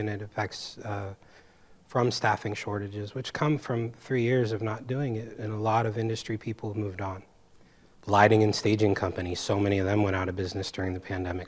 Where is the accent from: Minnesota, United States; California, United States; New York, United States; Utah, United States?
California, United States; San Francisco; moved away as an adult; I came here from San Francisco, from the Bay Area